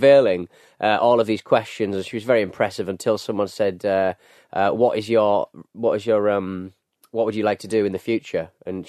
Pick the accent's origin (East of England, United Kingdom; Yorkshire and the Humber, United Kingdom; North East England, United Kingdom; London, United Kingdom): North East England, United Kingdom; Hartlepool; moved away; in my hometown of Hartlepool